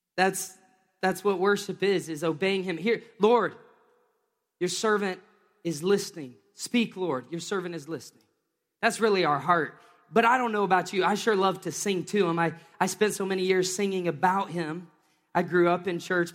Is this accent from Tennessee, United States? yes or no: yes; Tennessee, United States; moved away; I grew up in Tennessee